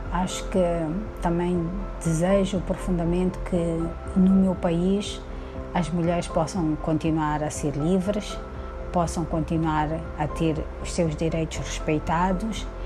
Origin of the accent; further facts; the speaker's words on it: Mozambique; tenho 50 anos, sou moçambicana